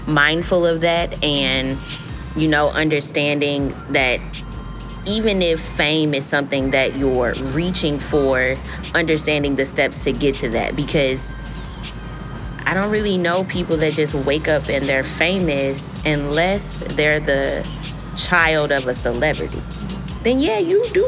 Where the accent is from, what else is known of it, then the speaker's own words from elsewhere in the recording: Missouri, United States; launching my practice in Missouri, and I'm from Missouri